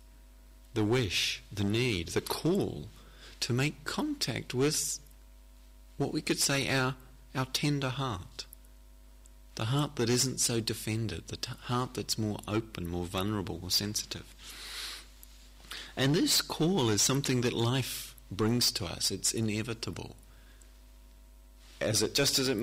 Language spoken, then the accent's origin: English; New Zealand; I come from New Zealand